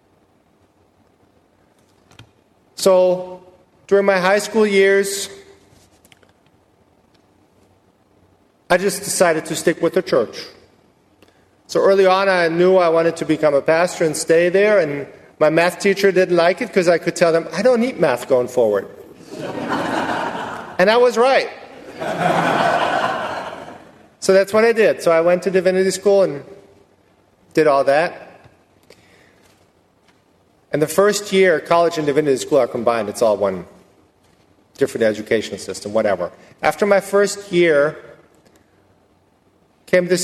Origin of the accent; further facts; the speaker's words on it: Germany; moved away as an adult; now in Rosenberg, United States; I was born and raised in Germany and came to the U.S. 11 years ago